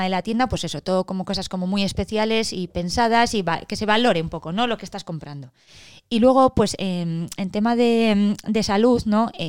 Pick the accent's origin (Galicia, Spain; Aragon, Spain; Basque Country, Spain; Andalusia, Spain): Basque Country, Spain; Eibar; de la todos somos de Ibar. O sea, en el fondo.